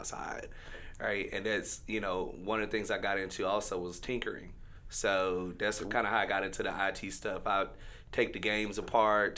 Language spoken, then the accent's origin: English; Shreveport, Louisiana, United States; I grew up in Queensboro